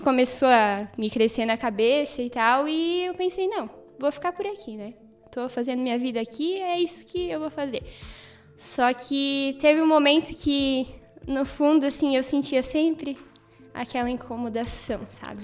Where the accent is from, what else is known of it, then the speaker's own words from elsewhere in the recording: Brazil; moved away; Eu sou natural da cidade de Itaió.